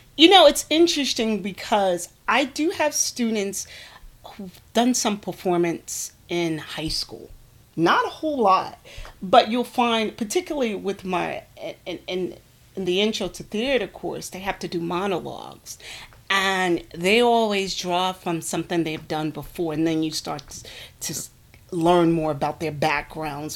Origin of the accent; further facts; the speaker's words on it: Newark, New Jersey, United States; moved away as an adult; also born or lived in Bucksport, South Carolina; now in South Carolina, United States; I was born and raised in Newark, New Jersey